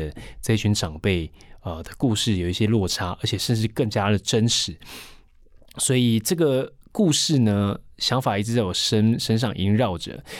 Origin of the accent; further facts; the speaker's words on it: Yilan County, Taiwan; first language Taiwanese Hokkien; Chinese is a second language; 我回到我的家乡教书啊，